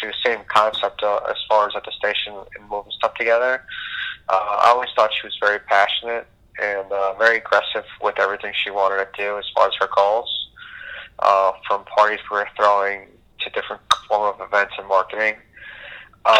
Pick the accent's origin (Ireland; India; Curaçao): Curaçao; moved away; also born or lived in Boca Raton, Florida, United States; I'm from the Caribbean, which even people might not know now, from an island called Curacao. And I basically moved to the States, moved to Boca Raton